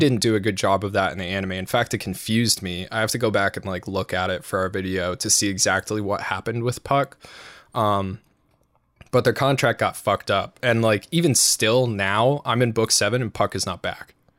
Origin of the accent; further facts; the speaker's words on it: United States; we're American